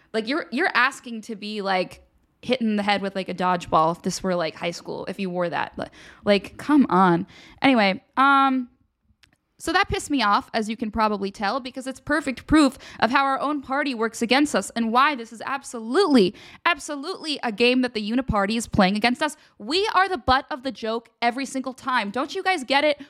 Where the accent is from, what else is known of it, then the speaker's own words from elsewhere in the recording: Pennsylvania, United States; now in Washington, D.C., United States; I'm from Pennsylvania. I know what a real snowstorm looks like